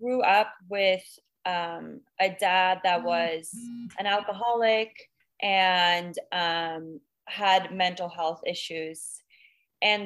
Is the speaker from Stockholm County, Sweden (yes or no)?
yes; Stockholm, Stockholm County, Sweden; moved away as an adult; now in Los Angeles, United States; I am originally from Stockholm, Sweden, but I now live in LA and have been for almost 8 years now.